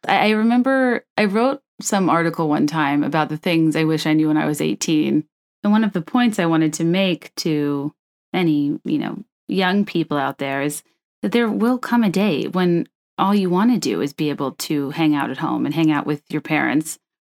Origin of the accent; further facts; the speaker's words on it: Virginia, United States; moved away; I grew up in Virginia